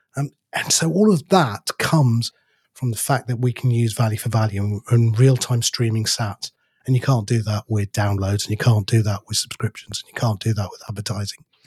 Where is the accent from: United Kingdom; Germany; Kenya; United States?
United Kingdom; We're too British